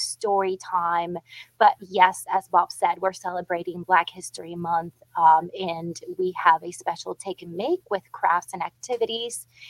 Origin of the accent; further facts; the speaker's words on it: Puerto Rico; moved away; I grew up playing dominoes in Puerto Rico